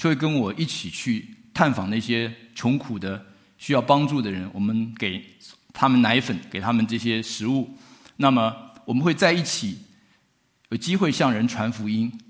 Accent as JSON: {"language": "Chinese", "country": "Taiwan", "lives_now": "United States", "said": "那我们从台湾来的，我们都知道哈，那个彭彭会宣教士哈"}